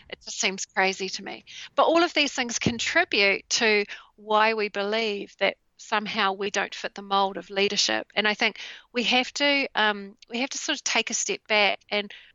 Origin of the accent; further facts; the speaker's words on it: New Zealand; in Christchurch in New Zealand, and my home country